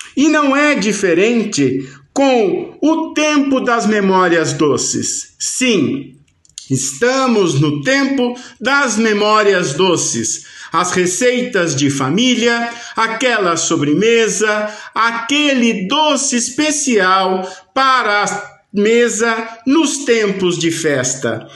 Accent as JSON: {"language": "Portuguese", "country": "Brazil", "said": "nos reconhece como brasileiros"}